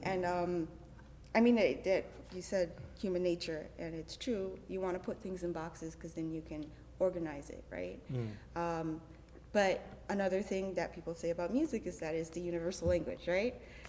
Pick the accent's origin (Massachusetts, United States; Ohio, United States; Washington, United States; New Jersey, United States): Ohio, United States; Cleveland; And I continue to say Cleveland, Ohio, because I am not going to play that game.